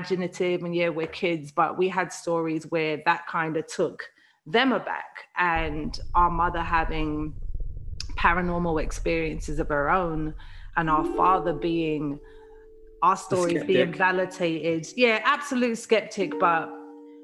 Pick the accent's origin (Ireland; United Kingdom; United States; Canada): United Kingdom; London; moved away; also born or lived in Liverpool; a house that we used to live in Camberwell, South London, when we were kids.